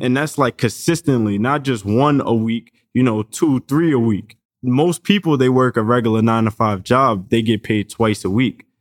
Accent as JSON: {"language": "English", "region": "New York", "country": "United States", "said": "we come from New York"}